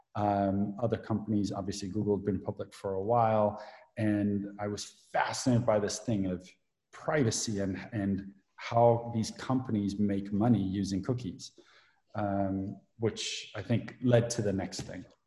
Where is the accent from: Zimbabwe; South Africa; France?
South Africa; moved away; I grew up in South Africa